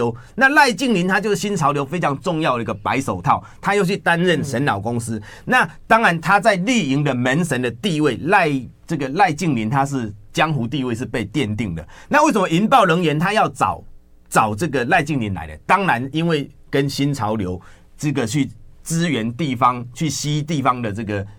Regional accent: Taiwan; 吸台电血背后就是吸我们台湾人民的血汗钱啊。

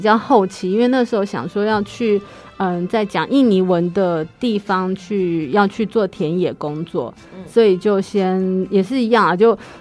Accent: Kaohsiung, Taiwan; also born or lived in Chiayi / Taipei; 所以我就被送去凤山给爷爷奶奶带

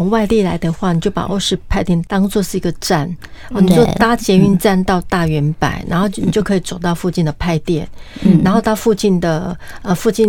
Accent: Kaohsiung, Taiwan; 我们高雄人的话就是轻旅行，就是一天或半天就可以搞定了，

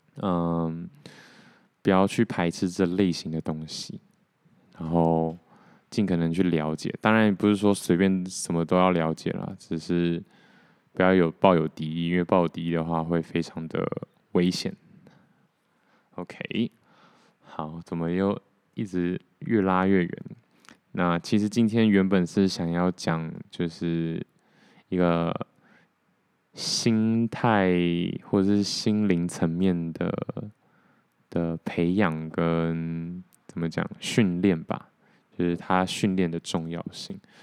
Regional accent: Taiwan; 我如果不是台湾人的话

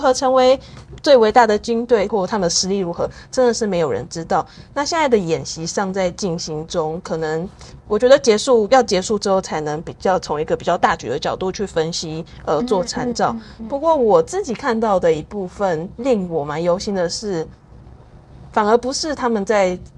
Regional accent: Taiwan; 身为台湾人

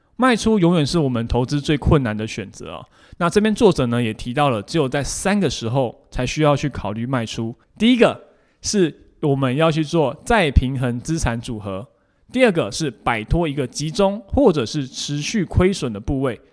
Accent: Taiwan; 我们台湾人很熟知的定时定额这样的一个概念

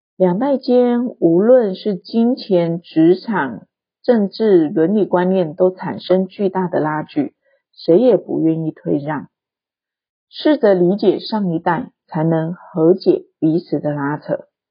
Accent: Taiwan; 我出生在台湾经济起飞的年代

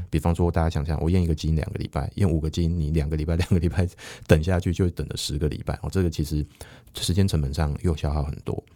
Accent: Taiwan; 我们台湾人

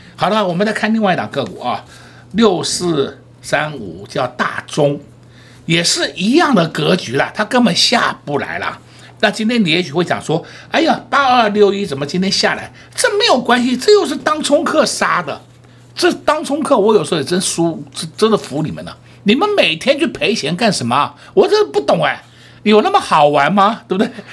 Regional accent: Taiwan; 我们台湾人民

